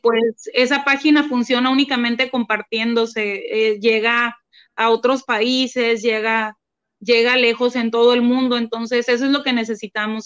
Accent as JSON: {"language": "Spanish", "town": "Mátape", "region": "Sonora", "country": "Mexico", "also_born_or_lived": "Hermosillo, Sonora", "moved": "yes", "said": "nosotros somos de Hermosillo, Sonora. Pero yo, cuando empezó la pandemia, nos fuimos a, quedar a, un pueblo del que yo soy, eh, pero no, no, no había vivido allá desde hace como 25 años, es de un pueblo que se llama Matape"}